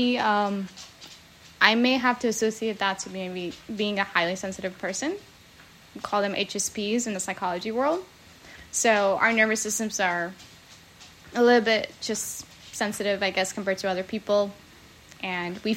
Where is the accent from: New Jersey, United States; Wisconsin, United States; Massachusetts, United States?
New Jersey, United States; that's where I grew up, in New Jersey